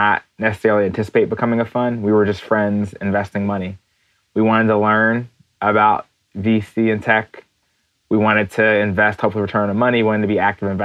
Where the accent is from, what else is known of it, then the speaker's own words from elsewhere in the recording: New Jersey, United States; moved away as an adult; now in New York City, United States; I grew up in New Jersey, a little bit outside of Philadelphia